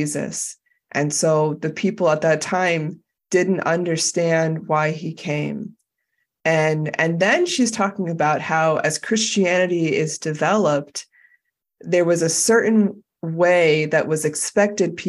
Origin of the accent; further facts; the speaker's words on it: United States; as an American